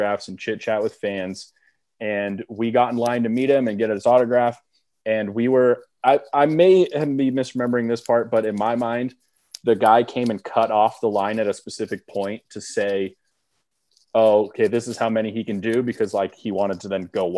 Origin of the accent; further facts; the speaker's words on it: Southern California, United States; We both went to school in Northern California. We're from Southern California